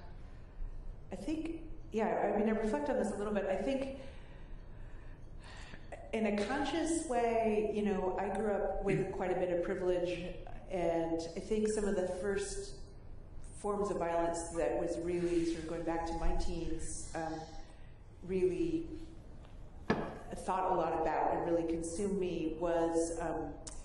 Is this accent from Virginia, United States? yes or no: no; San Francisco Bay Area, California, United States; growing up in the San Francisco Bay Area with poverty around me